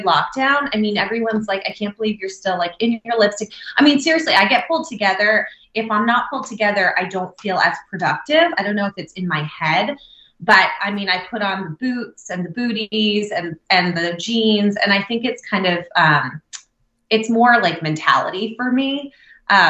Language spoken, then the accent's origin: English; New Jersey, United States; also born or lived in Southern California; I grew up obviously in New Jersey